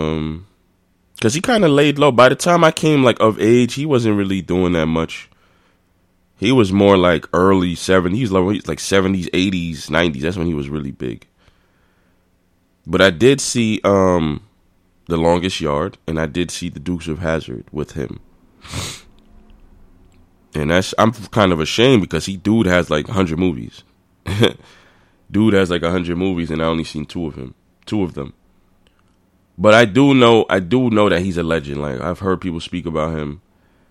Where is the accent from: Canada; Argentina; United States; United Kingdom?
United States; New York City, New York; I'm a New Yorker